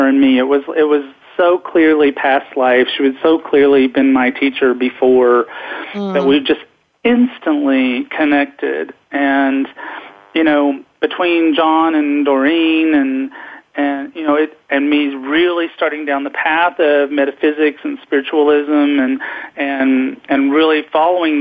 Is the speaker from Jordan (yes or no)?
no; the South, United States; also born or lived in Knoxville, Tennessee; I was raised in the South